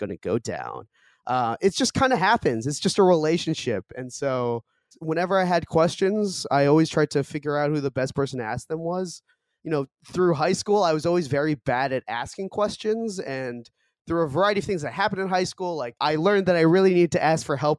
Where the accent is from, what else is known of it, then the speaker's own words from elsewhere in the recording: Boston, Massachusetts, United States; first language Korean; also born or lived in Seoul, South Korea; I grew up in Boston, but I was born in Seoul in 1995. I moved to the U.S. when I was 2 months old